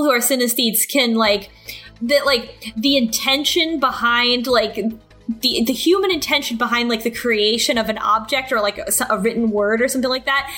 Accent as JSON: {"language": "English", "country": "United States"}